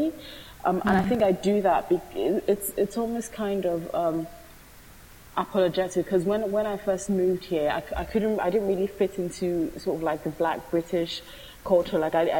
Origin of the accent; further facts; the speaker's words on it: Italy; now in United Kingdom; So I found solace in being from Italy, because it was kind of like, oh, you know, I'm from Italy, so I don't really understand what's going on here. And, you know, I'm excused for it because I simply haven't lived here.